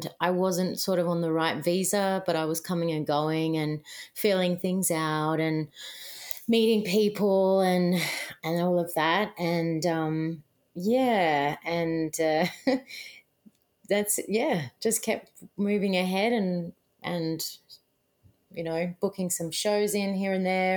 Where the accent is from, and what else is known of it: Australia; moved away as an adult; now in New York City, United States